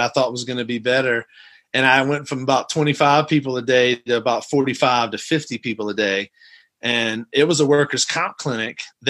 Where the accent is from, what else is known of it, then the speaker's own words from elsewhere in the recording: outside of New Orleans, Louisiana, United States; moved away as an adult; also born or lived in Athens, Georgia / Los Angeles, California; now in Texas, United States; I'm originally from Athens, Georgia, when my folks were in school. I grew up in Louisiana, outside of New Orleans